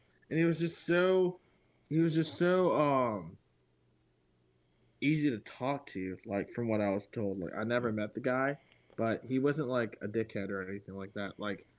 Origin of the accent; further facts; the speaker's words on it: Dudley, Massachusetts, United States; I grew up in Dudley, Mass., which is right outside of Foxborough. It's like a little small town